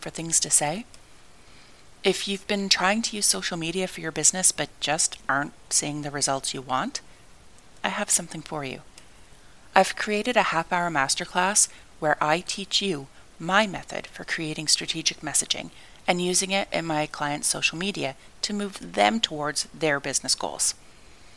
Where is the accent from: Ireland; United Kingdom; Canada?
Canada; where I grew up in Canada.